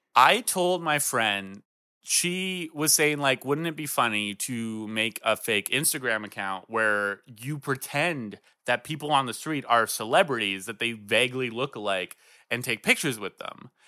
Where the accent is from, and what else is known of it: Swanzey, New Hampshire, United States; born or raised there